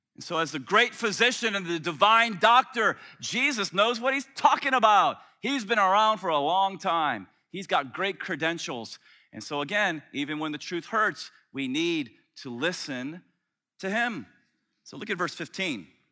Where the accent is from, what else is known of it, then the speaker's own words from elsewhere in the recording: Tampa, Florida, United States; moved away; when I was a kid growing up in Tampa